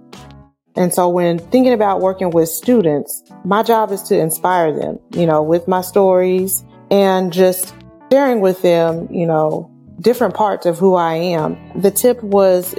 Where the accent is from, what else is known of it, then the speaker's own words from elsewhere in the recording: Wichita, Kansas, United States; growing up in Wichita, Kansas